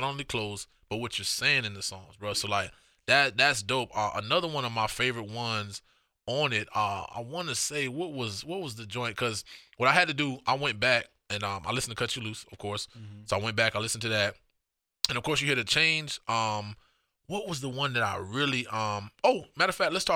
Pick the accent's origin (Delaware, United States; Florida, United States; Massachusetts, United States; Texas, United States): Florida, United States; Miami; moved away; growing up in Miami